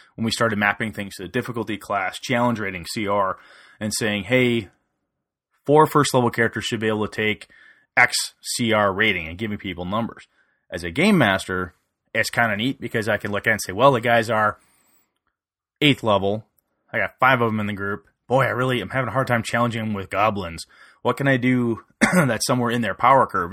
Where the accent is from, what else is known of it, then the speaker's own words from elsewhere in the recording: Wisconsin, United States; He lives in my hometown